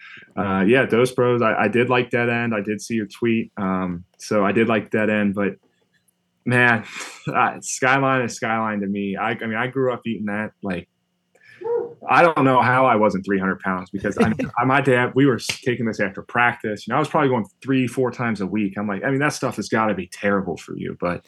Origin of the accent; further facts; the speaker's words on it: Cincinnati, Ohio, United States; where I grew up in Cincinnati